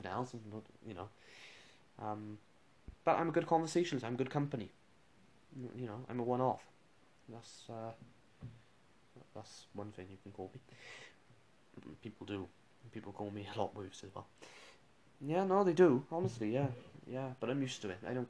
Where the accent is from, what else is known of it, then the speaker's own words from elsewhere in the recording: Welsh, Wales, United Kingdom; I'm Welsh, with Chopsy.